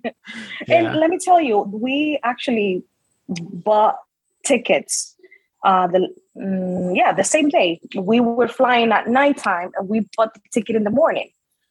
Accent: Rhode Island, United States; I'm from Rhode Island. I'm proud of where I come from.

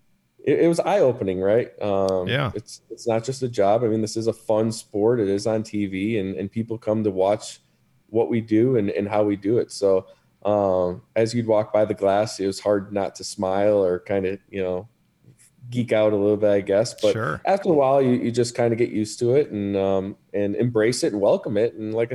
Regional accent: Wisconsin, United States; moved away as an adult; also born or lived in New York; We're originally from Wisconsin.

